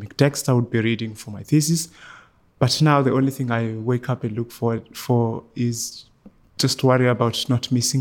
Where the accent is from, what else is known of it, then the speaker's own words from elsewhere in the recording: Eastern Cape, South Africa; moved away as an adult; now in Ireland; I was born in the Eastern Cape in South Africa